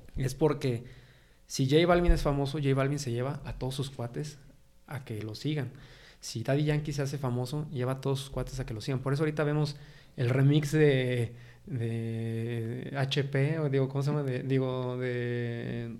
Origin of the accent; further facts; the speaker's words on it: San Luis Potosí, Mexico; estoy orgulloso de ser potosino. A mí, San Luis Potosí, me encanta. Siempre he vivido aquí, nunca me he ido